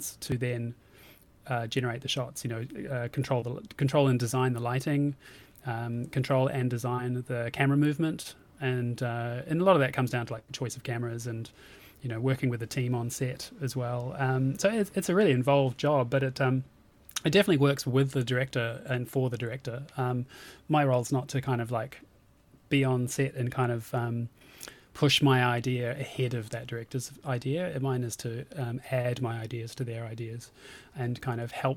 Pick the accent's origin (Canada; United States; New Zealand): New Zealand; Auckland; moved away as an adult; now in United Kingdom; I'm from New Zealand and up in Auckland and moved over to the UK in 2007